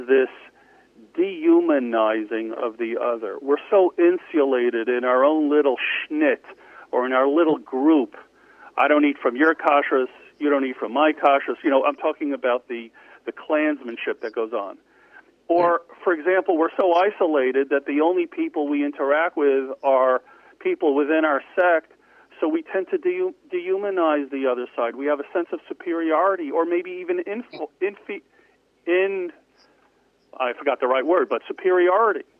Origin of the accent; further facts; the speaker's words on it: New York City, New York, United States; also born or lived in Lawrence, New York; I was raised in New York in Far Rockaway in Queens